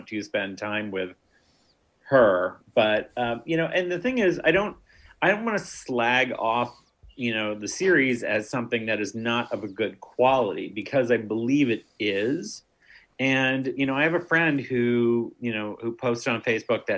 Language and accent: English; New Hampshire, United States; growing up in New Hampshire